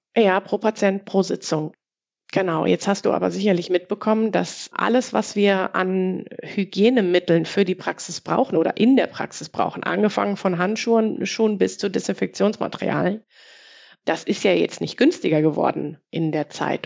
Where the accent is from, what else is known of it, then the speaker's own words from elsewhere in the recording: Ruhr area, North Rhine-Westphalia, Germany; ich komme aus dem Ruhrgebiet